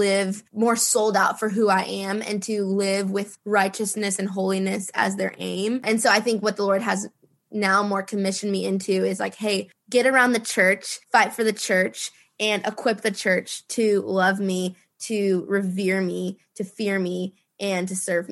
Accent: Minneapolis, Minnesota, United States; moved away as an adult; now in Dallas, United States; I born and raised in Minnesota. I love Minneapolis so much

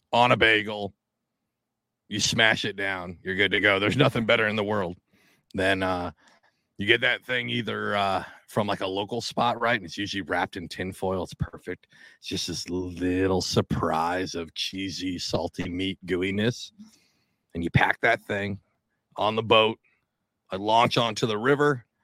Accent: Washington, United States; now in New Jersey, United States; I grew up summers as a kid. I grew up in the Pacific Northwest. I grew up in Washington State.

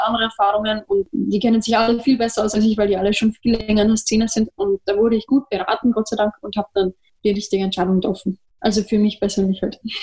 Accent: Vienna, Austria; bei uns in Wien

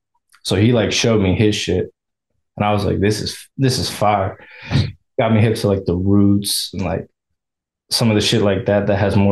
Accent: Virginia, United States; I'm from Virginia.

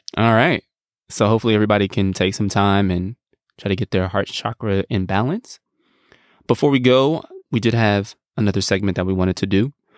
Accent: United States; as American men

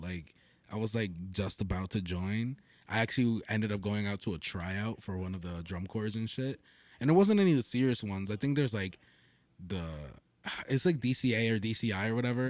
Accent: Totowa, New Jersey, United States; born or raised there

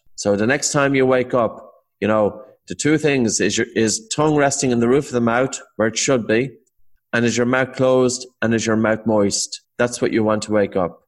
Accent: Ireland; Irish Irish people

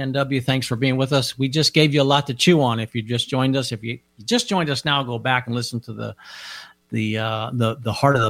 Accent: Colombia; I am from Colombia.

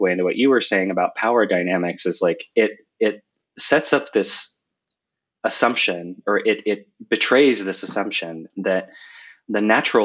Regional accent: Seattle, Washington, United States; moved away as an adult; now in Munich, Germany; I'm originally from the Seattle area, but now I live in Munich, Germany.

